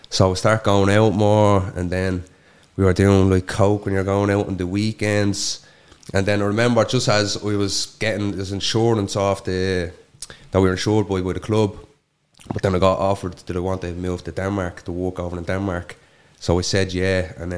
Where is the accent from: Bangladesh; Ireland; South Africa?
Ireland; Coolock, Leinster; We had a great childhood. Like, all we done from morning to night was just football. Like, football was my entire life.